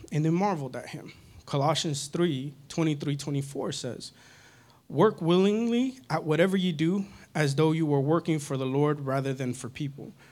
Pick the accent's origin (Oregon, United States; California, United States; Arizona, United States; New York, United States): California, United States; Northern; moved away; I grew up in California, Northern California specifically